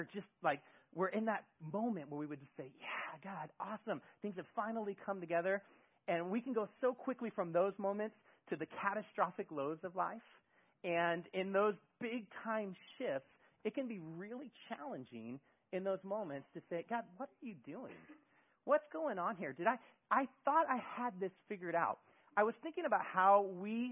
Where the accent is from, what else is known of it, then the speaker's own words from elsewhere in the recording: Bay Area, California, United States; moved away as an adult; now in Eugene, United States; I am originally from California in the Bay Area